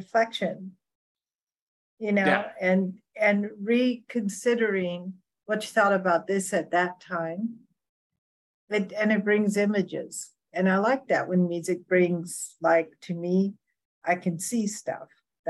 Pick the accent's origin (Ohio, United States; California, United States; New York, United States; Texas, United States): California, United States; we come from the West, we come from California.